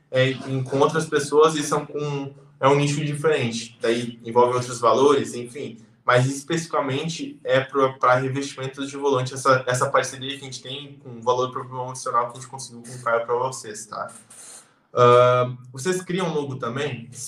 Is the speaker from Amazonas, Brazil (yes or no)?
no; São Paulo, Brazil; Uh, boa noite, eu sou da Grande São Paulo.